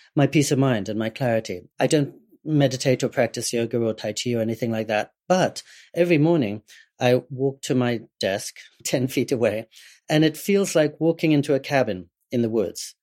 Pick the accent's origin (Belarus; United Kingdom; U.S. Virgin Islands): United Kingdom; England; I was growing up in England